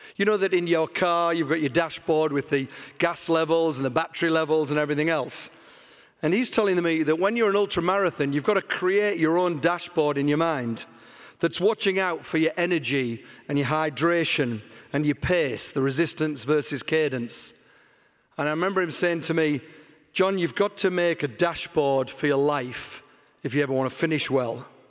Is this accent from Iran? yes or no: no; England, United Kingdom; moved away; because I'm from England, you can spot that in my weird accent already.